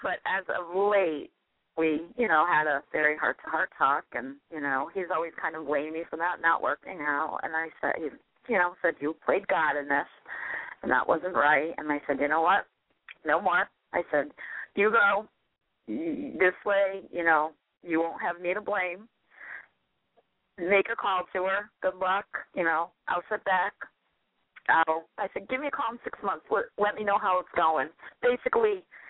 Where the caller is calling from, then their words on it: New Hampshire, United States; I'm calling you from New Hampshire tonight.